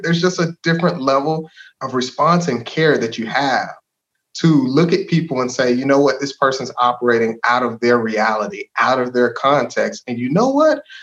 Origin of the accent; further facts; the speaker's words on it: DeSoto, Texas, United States; also born or lived in Hutchins, Texas / Arizona; I grew up in DeSoto. DeSoto's home, man. My parents moved there in like '94, and so for for most of my life, that's that's been where I've been.